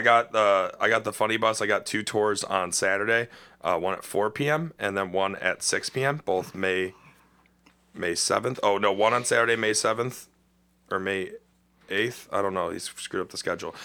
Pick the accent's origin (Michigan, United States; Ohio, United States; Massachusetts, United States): Ohio, United States; Cleveland; I grew up in Old Brooklyn